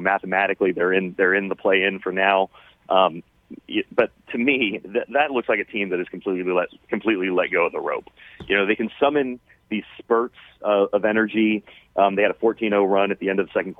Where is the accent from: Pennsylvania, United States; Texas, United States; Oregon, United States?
Oregon, United States; moved away as an adult; also born or lived in Missoula, Montana; So I grew up in Oregon